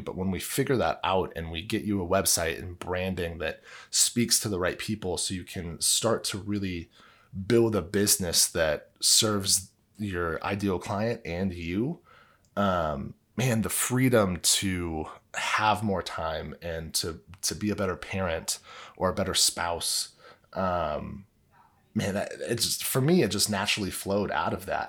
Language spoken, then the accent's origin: English; Illinois, United States; I grew up in Illinois, maybe it's 'cause I was just, like, good old Midwestern boy